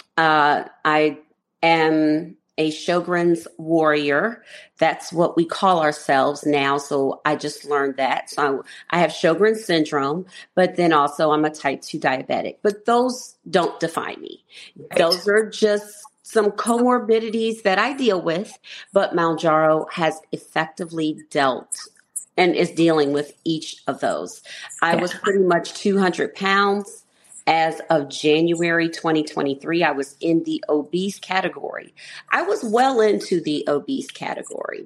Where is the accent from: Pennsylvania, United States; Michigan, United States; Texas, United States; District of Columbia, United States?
District of Columbia, United States; Washington; I'm from Washington D.C.